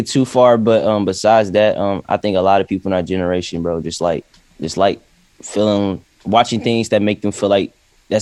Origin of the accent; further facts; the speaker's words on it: Nashville, Tennessee, United States; I'm from Nashville, Tennessee.